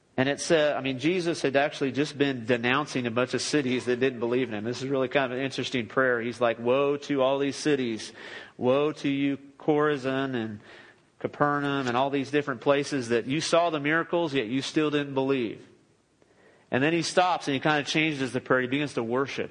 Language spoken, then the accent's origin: English; Los Angeles, California, United States; moved away as an adult; now in Midland, United States; I grew up in the Los Angeles area